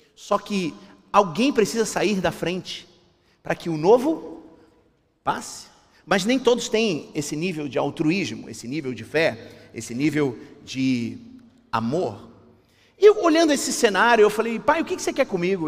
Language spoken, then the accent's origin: Portuguese; Rio de Janeiro, Brazil; Eu sou carioca, né? Deu para perceber? Eu sou carioca